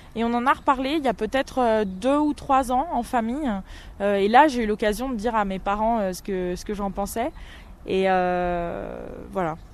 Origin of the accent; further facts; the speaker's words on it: Orléans, Centre-Val de Loire, France; also born or lived in Guadeloupe; À cette époque, euh, j'étais écolière à Orléans. je suis née en Guadeloupe. je suis arrivée en métropole quand j'avais 7 ans.